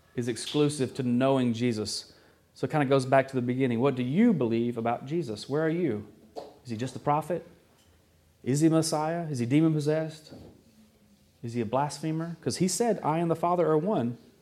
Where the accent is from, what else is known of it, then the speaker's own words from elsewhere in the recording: the South, United States; moved away; I was from the South, still am from the South